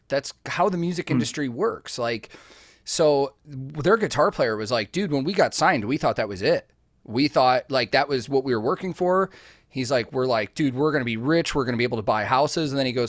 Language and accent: English; Chicago, Illinois, United States; now in Nashville, United States; I grew up in the Chicago music scene my whole life, like, until I moved to Nashville.